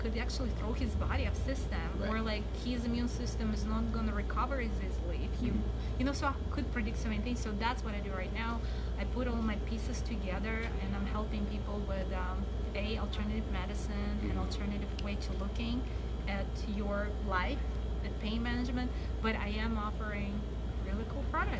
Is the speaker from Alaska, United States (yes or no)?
yes; Anchorage, Alaska, United States; now in Palmer, United States; I'm from Anchorage. I sleep in Palmer. I work in Wasilla. I don't know anybody.